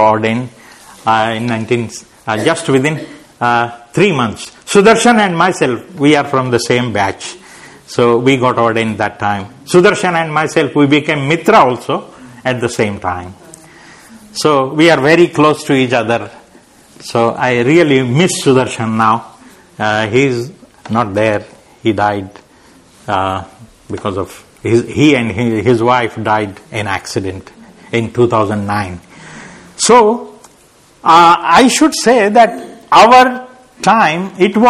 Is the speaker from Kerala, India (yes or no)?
no; Nanded, Maharashtra, India; moved away as an adult; also born or lived in Pune / Hyderabad; I went to my hometown and I started a center there. Then I went to Hyderabad and I started a center there. So my journey was like this, coming to Pune, then going to Nanded